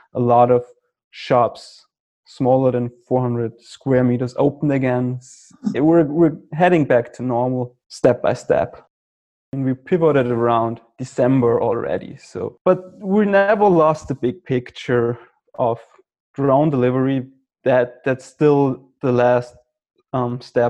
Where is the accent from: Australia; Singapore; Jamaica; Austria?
Austria; I'm from Austria